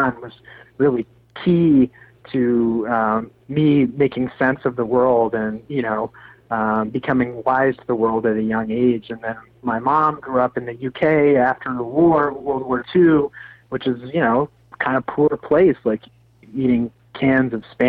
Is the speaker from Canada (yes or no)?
yes; Sarnia, Ontario, Canada; I grew up in Sarnia.